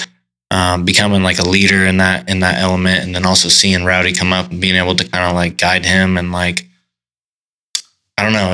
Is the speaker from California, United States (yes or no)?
yes; Humboldt, California, United States; we're from Humboldt, we're not